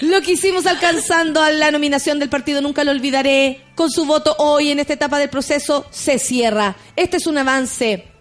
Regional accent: Chile; nosotros como chilenos

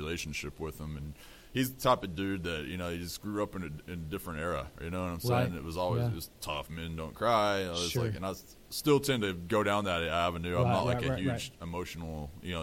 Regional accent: Amarillo, Texas, United States; I grew up in Amarillo, Texas, Panhandle

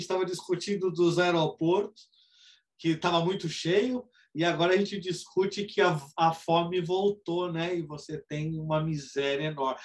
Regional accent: Brazil; a gente é brasileiro

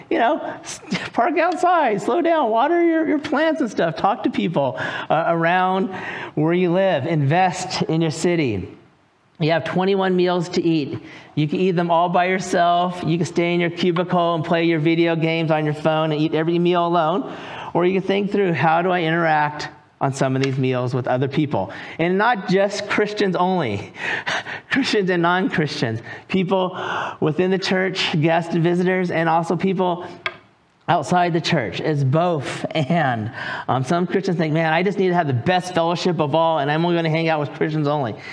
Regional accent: California, United States; moved away as an adult; also born or lived in North Carolina; now in Raleigh, North Carolina, United States; I am from California. I lived there for 43 years

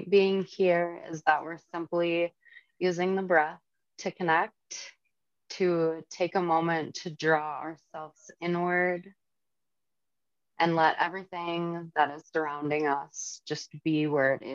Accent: St. Michael, Minnesota, United States; now in Little Falls, United States; I grew up in St. Michael

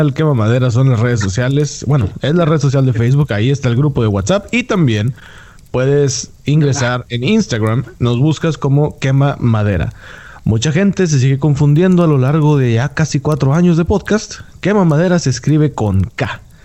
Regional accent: Monterrey, Nuevo León, Mexico; moved away as an adult; also born or lived in Mexico City

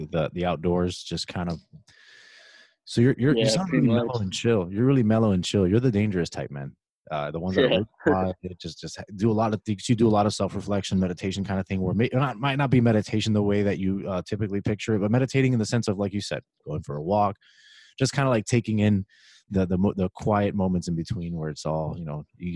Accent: Miami, Florida, United States; I'm from Miami, Florida. My background is Spaniard and Cuban.

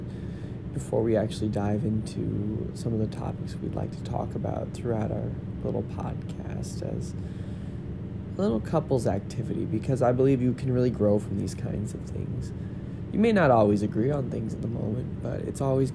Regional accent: Florissant, Missouri, United States; also born or lived in Hazelwood, Missouri; I am from St. Louis, Missouri, born and raised, and by St. Louis, I actually mean Florissant, Missouri.

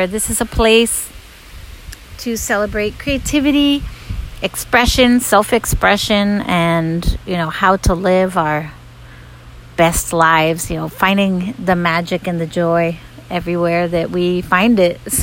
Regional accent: United States; I grew up in the U.S. I'm American, North American

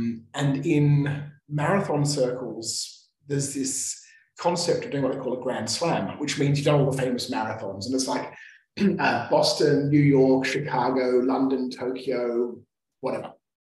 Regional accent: Australia; Because I come from Australia, there's no real snow in Australia.

